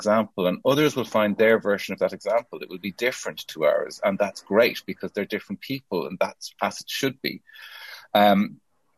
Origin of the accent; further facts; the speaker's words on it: Ireland; now in United Kingdom; As an Irish person from a post-colonial country